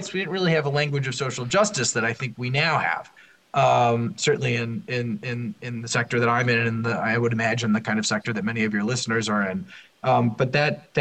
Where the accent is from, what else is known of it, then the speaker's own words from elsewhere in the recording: Minneapolis, Minnesota, United States; I grew up in an affluent suburb of Minneapolis